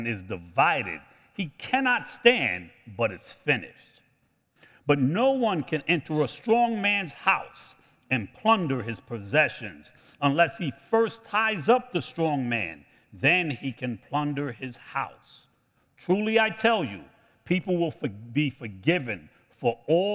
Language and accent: English; United States; I am American